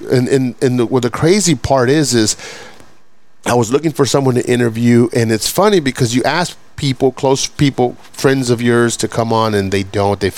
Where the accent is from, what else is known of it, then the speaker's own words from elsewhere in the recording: Fort Worth, Texas, United States; I grew up in Southside Fort Worth, and uh, when I started school, you know, I'm, I'm first generation. You know, m- uh, very little money very little English in the household, no education on my parents' behalf.